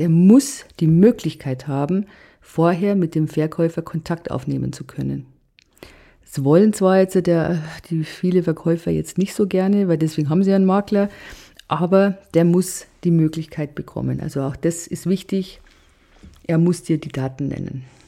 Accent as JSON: {"language": "German", "country": "Germany", "said": "bei uns in Deutschland"}